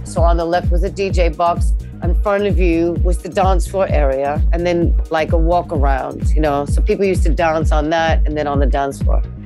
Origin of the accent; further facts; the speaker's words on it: East Coast, United States; moved away as an adult; now in London, United Kingdom; I am an American living in London since 1990.